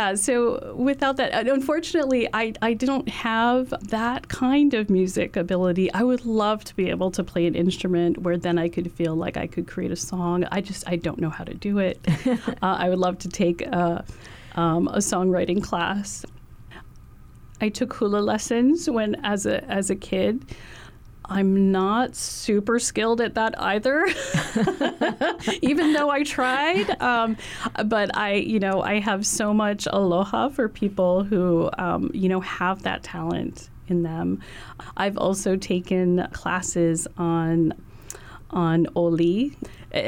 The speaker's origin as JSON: {"language": "English", "region": "Hawaii", "country": "United States", "said": "colonial silencing that we've experienced in Hawaii"}